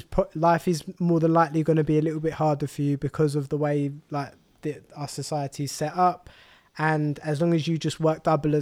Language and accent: English; Walthamstow, London, United Kingdom; I was born and raised in Walthamstow, but then because of my parents wanted to move us to more of an affluent area